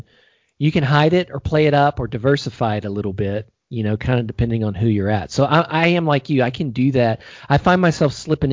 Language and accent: English; United States; moved away